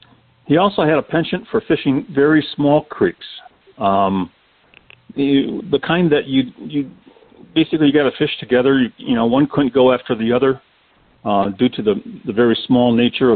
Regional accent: Michigan, United States; moved away as an adult; also born or lived in Florida; until I moved from Michigan to Florida, which was 1985

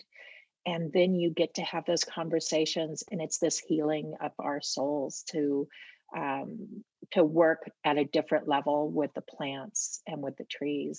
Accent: Portland, Oregon, United States; also born or lived in Mount Hood; I grew up in Portland

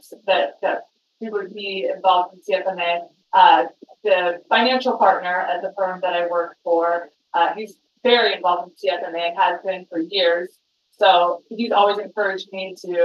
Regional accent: West Virginia, United States; moved away as an adult; also born or lived in Arizona; now in Phoenix, United States; I grew up in West Virginia. I came out to Arizona right out of high school

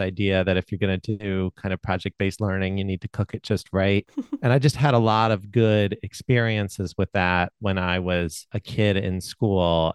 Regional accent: Baltimore, Maryland, United States; I grew up in Baltimore

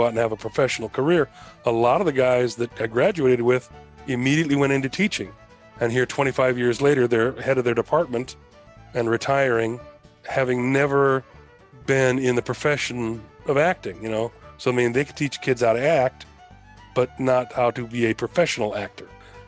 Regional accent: Oak Park, Illinois, United States; also born or lived in Schaumburg / San Diego; So I grew up in Oak Park originally, and then we moved out to the farther suburbs of Schaumburg later, and went to high school 1 year in Oak Park.

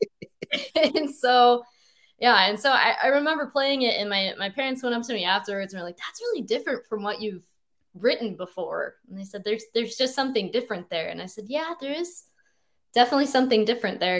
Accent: Boise, Idaho, United States; moved away as an adult; now in Seattle, United States; I grew up in Boise, Idaho

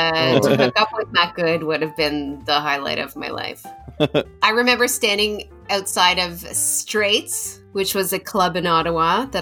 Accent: United Kingdom; moved away

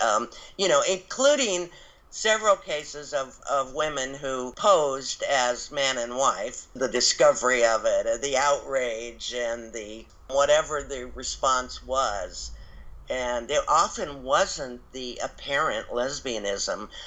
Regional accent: Illinois, United States; accent: American; also born or lived in Tadley, Hampshire, England; I was educated here in the United States, in Illinois

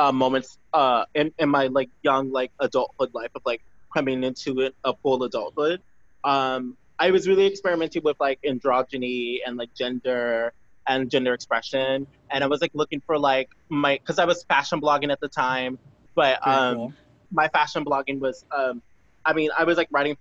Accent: Virginia, United States; also born or lived in Petersburg, Virginia / Richmond, Virginia; I'm originally from Virginia. I was born in Petersburg, Virginia, raised over the tri-state area of Virginia

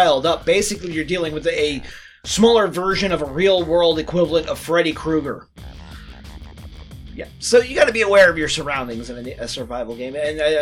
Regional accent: United States; as an American

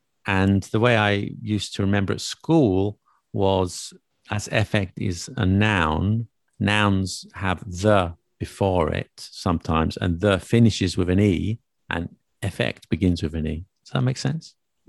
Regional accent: London, United Kingdom; I'm from London. I can't do a Brummie accent.

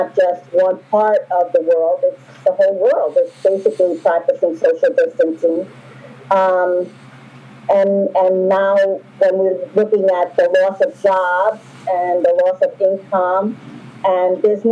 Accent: New York City, New York, United States; I grew up in New York City

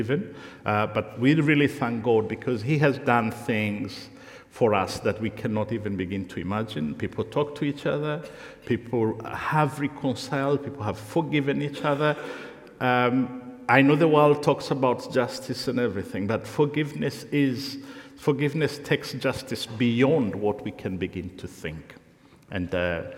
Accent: Rwanda; English is a second language; moved away; I come from Rwanda

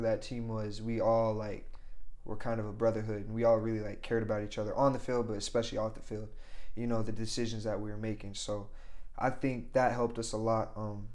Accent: Logan, Utah, United States; I'm glad I stayed in my hometown. I love Logan.

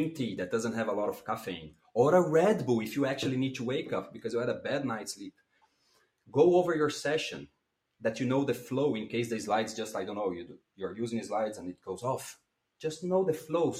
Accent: Brazil; English is a second language; moved away as an adult; now in Brussels, Belgium; I come from Brazil, and I live in Belgium. I live in Brussels.

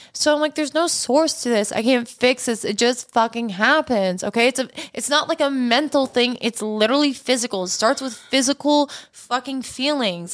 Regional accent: Canada; also born or lived in Los Angeles, United States; now in United States; I'm Canadian

